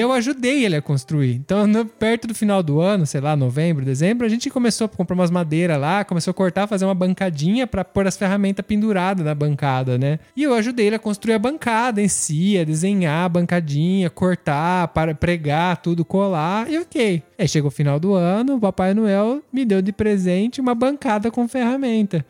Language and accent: Portuguese; Brazil; moved away; nasci no Brasil, uma cidade que tem calor, não tinha lareira